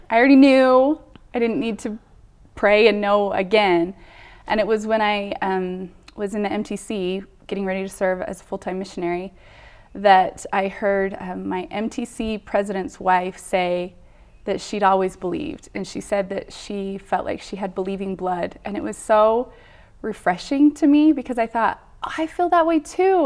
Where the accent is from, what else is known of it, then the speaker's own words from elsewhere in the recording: Bountiful, Utah, United States; I grew up in Bountiful, Utah. I, born and raised